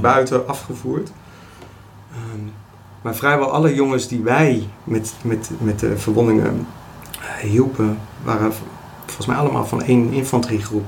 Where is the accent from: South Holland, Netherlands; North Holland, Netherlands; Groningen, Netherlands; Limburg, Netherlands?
South Holland, Netherlands; Delft; now in Rijswijk, Netherlands; ik woon in Rijswijk, eh, geboren in Delft.